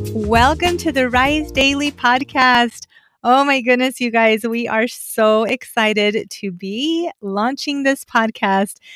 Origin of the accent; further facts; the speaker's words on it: Afton, Wyoming, United States; moved away; growing up in Afton